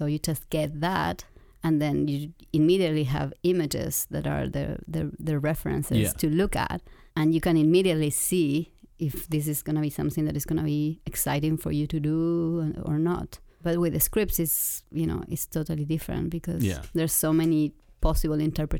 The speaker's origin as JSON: {"language": "English", "country": "Argentina", "said": "This was in Argentina. I'm from Argentina."}